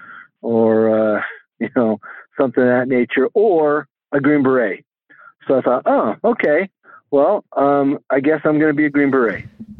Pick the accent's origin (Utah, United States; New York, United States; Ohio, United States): Utah, United States; I grew up here in Utah